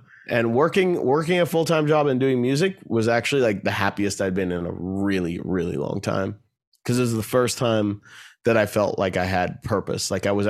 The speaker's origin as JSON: {"language": "English", "town": "Bethesda", "region": "Maryland", "country": "United States", "tie": "born or raised there", "said": "And growing up in Bethesda, Maryland"}